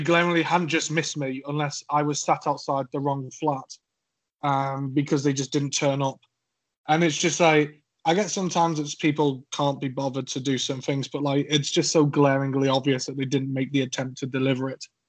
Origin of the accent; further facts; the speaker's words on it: Cheshire, North West England, United Kingdom; accent: slightly scouse; now in Suffolk, United Kingdom; I'm from Cheshire. You may tell from my accent that I am not southern